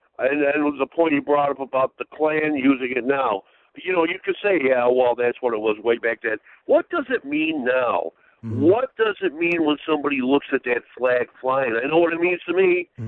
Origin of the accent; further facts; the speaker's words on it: the North, United States; moved away; I'm pushing 60 years old. And to me, I'm originally from the North